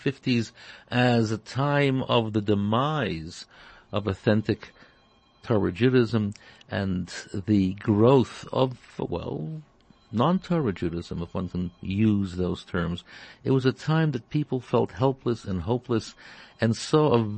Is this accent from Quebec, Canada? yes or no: no; Toronto, Ontario, Canada; growing up in Toronto